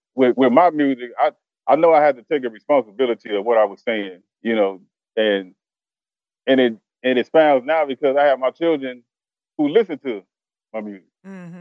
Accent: Chicago, Illinois, United States; moved away as an adult; now in Arkansas, United States; I'm originally from Chicago

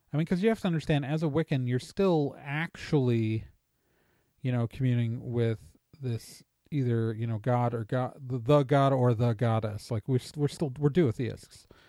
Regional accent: Wisconsin, United States; I'm from Wisconsin. I'm a Midwesterner

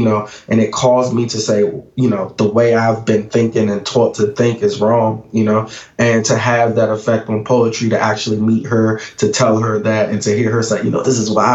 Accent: Washington, District of Columbia, United States; Growing up in Washington, D.C.

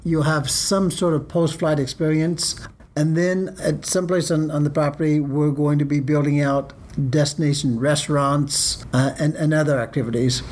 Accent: Dallas, Texas, United States; moved away; I grew up here in Dallas

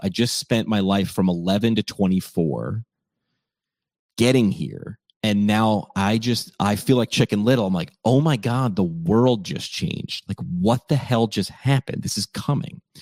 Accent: upstate New York, United States; moved away as an adult; also born or lived in Northeast Pennsylvania; my hometown in upstate New York

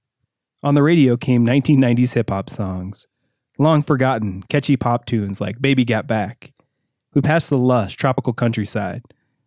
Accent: United States; also born or lived in Gunnison, Colorado; Growing up in America

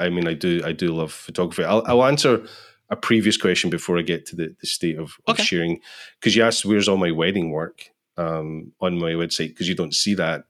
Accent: Scotland, United Kingdom; I'm from Scotland

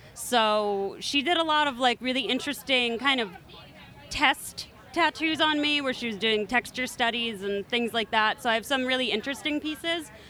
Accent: Philadelphia, Pennsylvania, United States; I'm from Philly

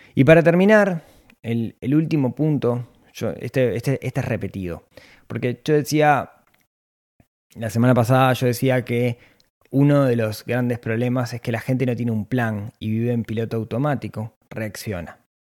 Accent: Ciudad de la Costa, Canelones, Uruguay; nací en la ciudad de la costa

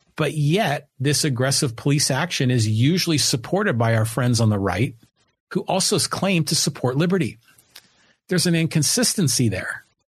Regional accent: Poway, California, United States; I'm here in Poway, in my hometown of Poway

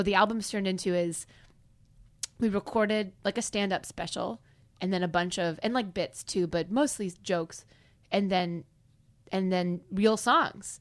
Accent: Kansas, United States; now in Los Angeles, United States; I'll be like, Ah, Kansas

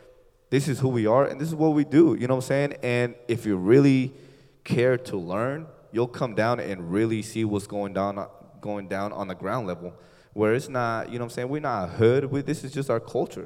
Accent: SeaTac, Washington, United States; I grew up in SeaTac, Burien area

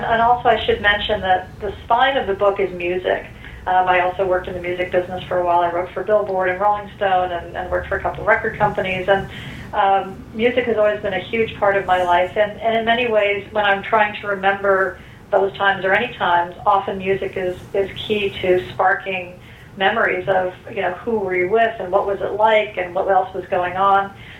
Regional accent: Westchester, New York, United States; I grew up in Westchester, New York

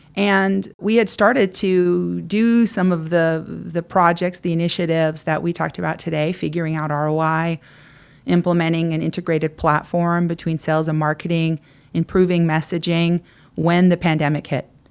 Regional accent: California, United States; I grew up here in California, I headed east to Princeton for college

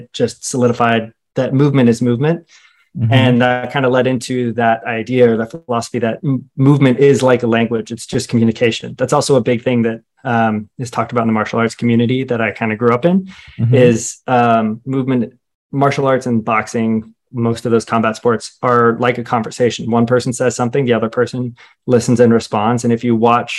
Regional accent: Roswell, Georgia, United States; I grew up in Roswell, so about 30, 45 minutes north of Atlanta

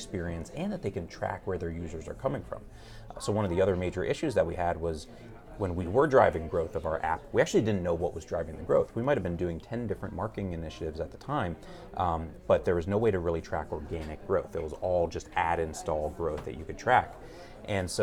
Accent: New Jersey, United States; moved away as an adult; also born or lived in California; I grew up in New Jersey in the United States

